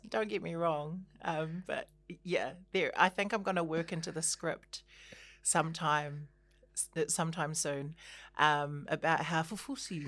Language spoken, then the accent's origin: English; Christchurch, Canterbury, New Zealand; moved away; also born or lived in Auckland; I was born and raised in Christchurch